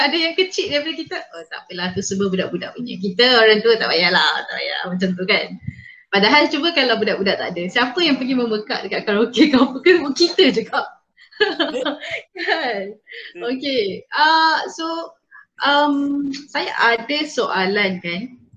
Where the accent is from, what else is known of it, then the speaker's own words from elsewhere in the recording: Peninsular Malaysia, Malaysia; accent: Peninsular Malay; saya cakap bahasa Melayu Semenanjung